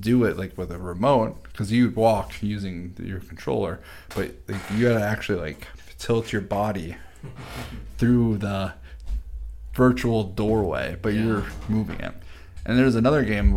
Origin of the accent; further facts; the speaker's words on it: Minnesota, United States; we're all from Minnesota